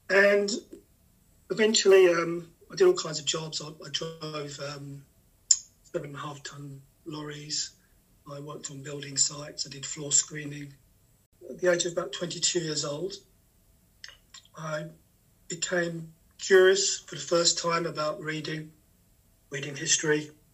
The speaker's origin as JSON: {"language": "English", "country": "United Kingdom", "tie": "born or raised there", "also_born_or_lived": "North London", "said": "I was born in 1968 in North London. And in the 1970s, when I was five or six, we moved from an area in North London that was heavily populated with Caribbean immigrants to the borderlands of London and Essex that were very much white working class areas."}